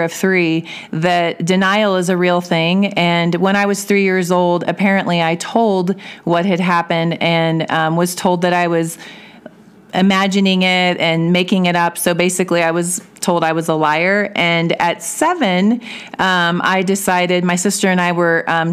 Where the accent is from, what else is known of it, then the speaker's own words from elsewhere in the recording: Belton, Missouri, United States; moved away as an adult; also born or lived in Kansas City area; now in Woodland Park, United States; I was raised in Belton, Missouri, with my mom and my stepfather and my stepbrother